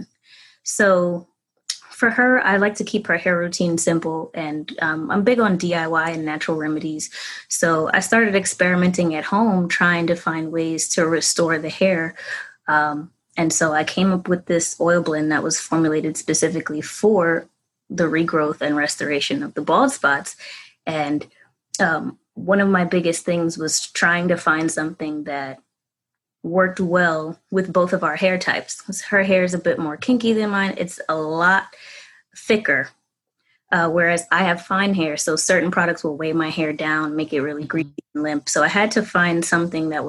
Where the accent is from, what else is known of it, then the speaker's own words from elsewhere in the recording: New York City, New York, United States; I'm from the Bronx, New York